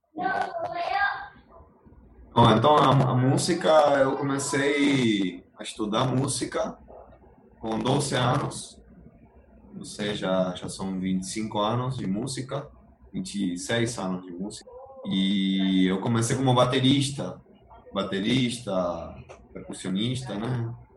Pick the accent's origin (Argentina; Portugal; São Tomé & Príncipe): Argentina; Portuguese is a second language; moved away as an adult; now in Cachoeiras de Macacu, Brazil; Eu sou da Argentina, mas eu moro aqui em Cachoeiras de Macacu já tem 10 anos, então me sinto cachoeirense